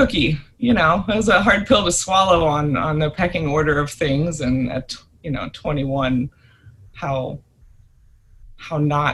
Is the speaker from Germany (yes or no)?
yes; Germany; moved away; also born or lived in Florida; I grew up in Germany